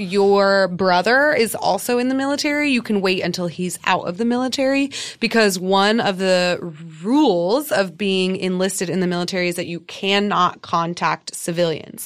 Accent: United States; as an American fan

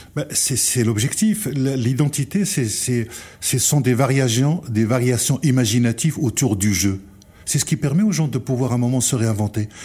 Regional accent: France; nous en tant que Français

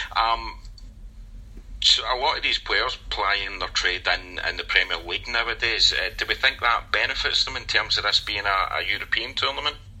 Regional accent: Scotland, United Kingdom; as a Scotsman

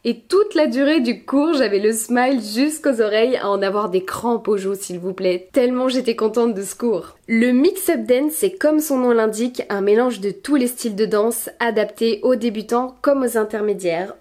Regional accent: France; accent: very French; Désolée pour mon accent très français

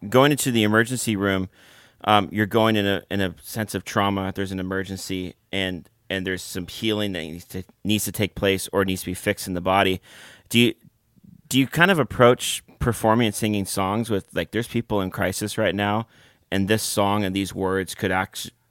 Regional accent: Canada; We are both Canadian

